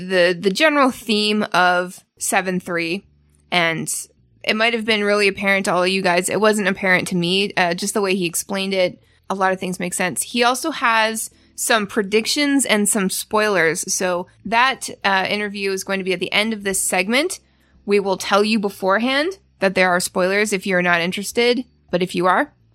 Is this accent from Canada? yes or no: yes; Canada; moved away; I'm Canadian and we eat this thing. It's called Kraft Dinner